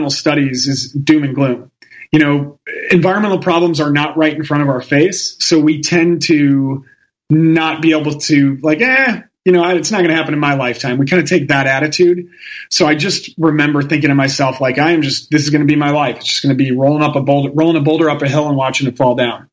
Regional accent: Chicago, Illinois, United States; I'm from Chicago. My family are all Italians

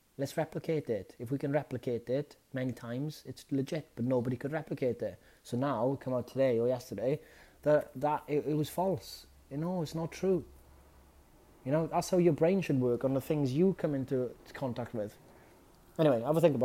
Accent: Wales, United Kingdom; as a Welshman

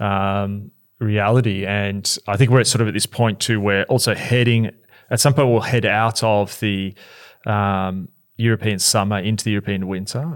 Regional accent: Australia; as an Aussie

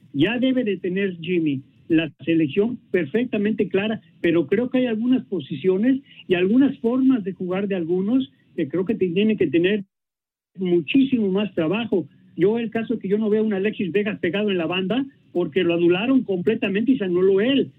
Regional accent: Mexico

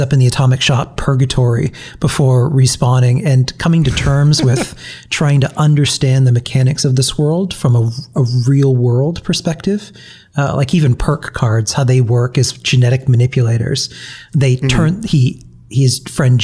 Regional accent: New England, United States; I'm from New England.

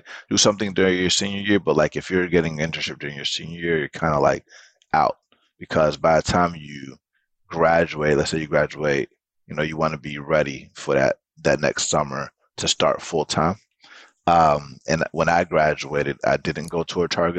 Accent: Atlanta, Georgia, United States; I did grow up in Atlanta

